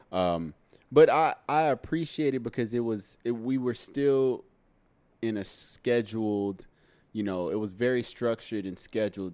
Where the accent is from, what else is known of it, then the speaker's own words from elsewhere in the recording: Dallas, Texas, United States; also born or lived in Houston, Texas; now in Los Angeles, United States; when I was nine, I moved to Dallas, Texas. So I'm a Texan.